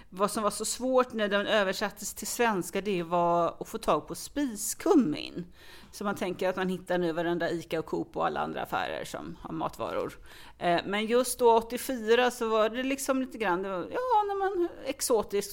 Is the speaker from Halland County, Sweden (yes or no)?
yes; Falkenberg, Halland County, Sweden; now in Stockholm, Sweden; jag kommer faktiskt från Falkenberg från början och har via vissa vägar hamnat i Stockholm